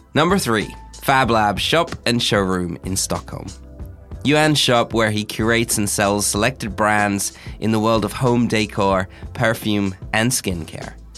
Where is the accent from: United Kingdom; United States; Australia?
Australia; moved away; I grew up in Australia